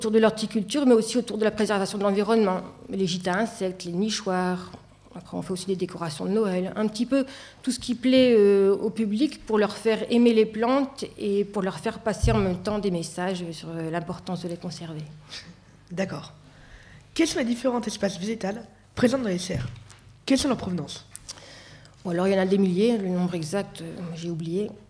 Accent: Tourcoing, Hauts-de-France, France; also born or lived in Lille / Angers; Je suis née à Tourcoing, j'ai passé toute mon enfance à Tourcoing. Euh, j'ai fait mes études de biologie à Lille, puis à Angers

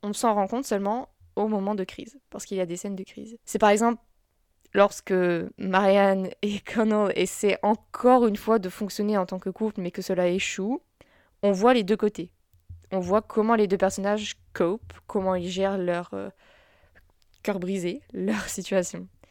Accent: France; en tant que Français

